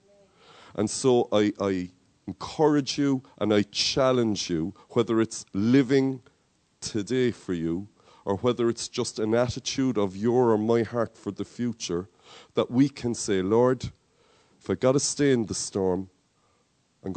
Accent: Cork, Munster, Ireland; accent: Cork; my Cork accent is kicking through

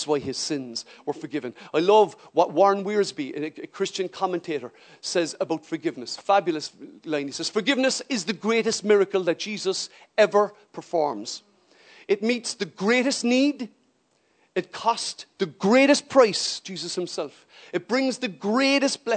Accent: Ireland; as an Irish person

